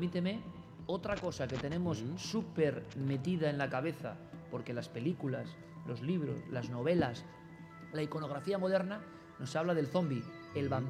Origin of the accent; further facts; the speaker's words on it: Mérida, Extremadura, Spain; Gracias a vosotros por venir a mi tierra y por venir a mi ciudad.